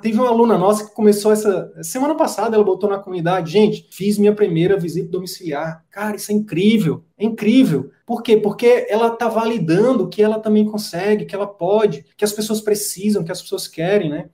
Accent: interior of Piauí, Brazil; moved away; eu vim do interior do interior do Piauí. Cara, e meu sonho era fazer medicina pra voltar

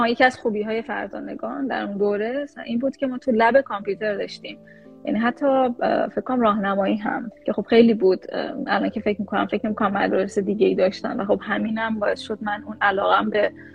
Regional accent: Iran; moved away as an adult; also born or lived in Louisiana, United States / Los Angeles, United States; now in New York, United States; اصالتا ایرانی هستم ایران به دنیا اومدم

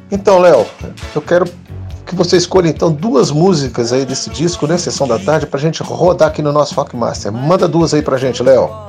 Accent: São Paulo, Brazil; also born or lived in Goiânia / Brasília; now in Rio de Janeiro, Brazil; Bom, eu nasci em Goiânia, fui criado em São Paulo, morei um pouco em Brasília, voltei para Goiânia na adolescência, depois fui para Brasília, daí vim para o Rio

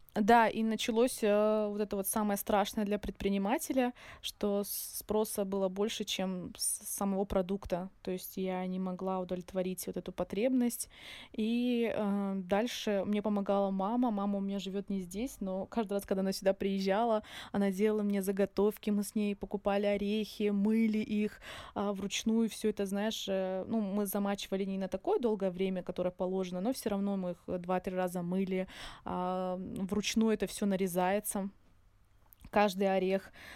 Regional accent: a small town near Surgut, Khanty-Mansi Autonomous Okrug, Russia; moved away as an adult; also born or lived in Izberbash, Dagestan / Moscow; now in Makhachkala, Russia; я родилась в Сбербаше и жила здесь не так долго, ходила в садик. Ну, ходила в садик я в селе, у бабули. И мои родители переехали на север. Э, это город рядом с Сургутом, такой небольшой

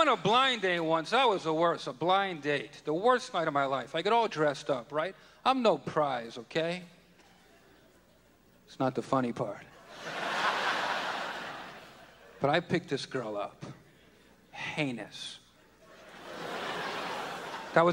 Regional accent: New York, United States; I'm from New York

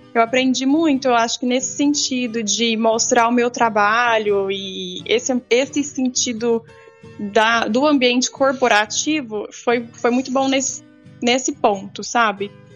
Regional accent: Rio Verde, Goiás, Brazil; Eu nasci em Rio Verde, Goiás, né? Interior do estado de Goiás

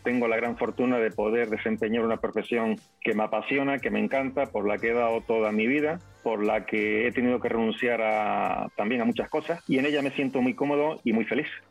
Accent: Fuerteventura, Canary Islands, Spain; yo nací en una bonita isla que se llama Fuerteventura, que yo vivo actualmente en el archipiélago de las Islas Canarias

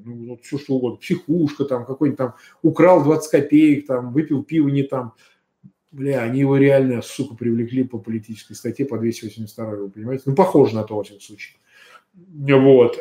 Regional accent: Russia; Я россиянин

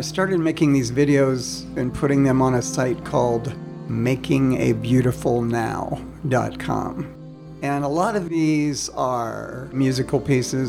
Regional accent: Tampa, Florida, United States; moved away; I was born in Tampa, Florida. I grew up in the South

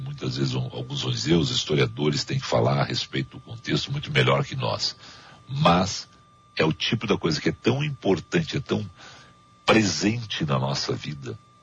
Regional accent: Gaúcho, Rio Grande do Sul, Brazil; enquanto gaúcho

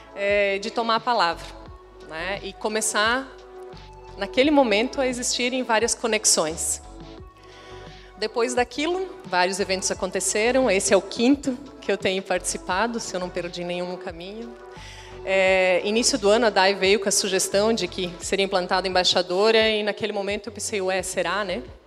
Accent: Rio do Sul, Santa Catarina, Brazil; eu sou de Rio do Sul

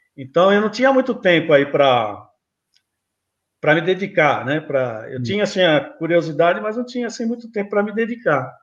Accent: São Paulo, Brazil; eu nasci aqui em São Paulo mesmo, São Paulistano

